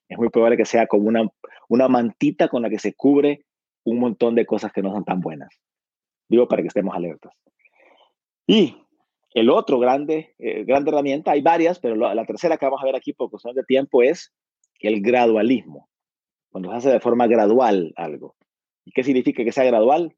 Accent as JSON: {"language": "Spanish", "country": "Honduras", "said": "Yo soy de Honduras"}